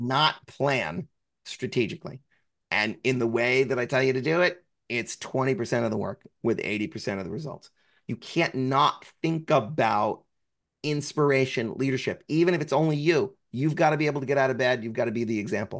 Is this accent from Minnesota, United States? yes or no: no; New Jersey, United States; I'm from New Jersey